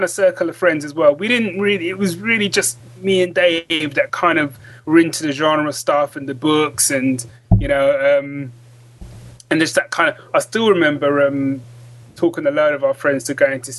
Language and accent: English; London, United Kingdom; moved away as an adult; now in Northampton, United Kingdom; originally I'm from London. That's where I was born and raised.